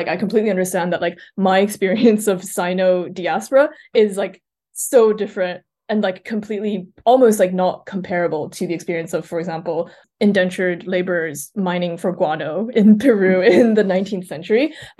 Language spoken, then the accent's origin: English; Switzerland; also born or lived in China; I think like I was born in China and I moved to Switzerland when I was a baby and I grew up there.